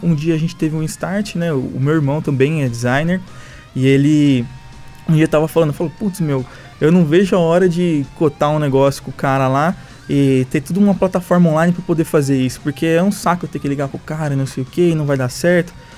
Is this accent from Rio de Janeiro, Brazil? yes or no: no; São Paulo, Brazil; moved away as an adult; now in Ribeirão Preto, Brazil; eu sou de São Paulo, mas eu, meus pais vieram para cá e aí depois eu vim para cá também